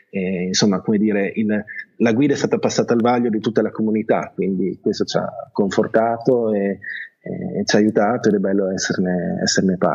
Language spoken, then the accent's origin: Italian; Italy; born there; io non sono veramente un madrelingua inglese, mio padre è inglese ma io sono nato in Italia, leggo tranquillamente in inglese, ma scrivere è, è un'altra cosa.